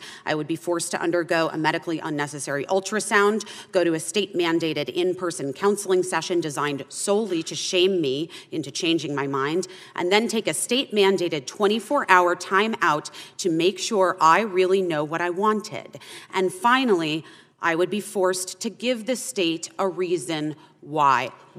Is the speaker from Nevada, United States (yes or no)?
no; Arizona, United States; I had an abortion when I was 15 years old in my home state of Arizona in 1994.